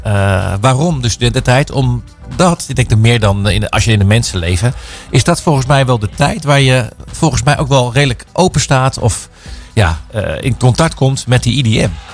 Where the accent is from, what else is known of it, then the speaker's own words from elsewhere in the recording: Netherlands; als Hollander, als Nederlander